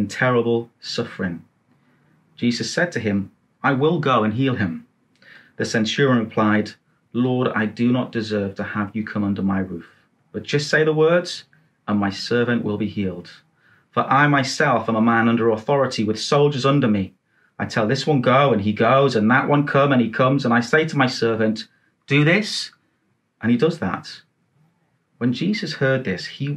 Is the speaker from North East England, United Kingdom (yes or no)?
yes; Newcastle upon Tyne, North East England, United Kingdom; I grew up in Newcastle, in a place called Biker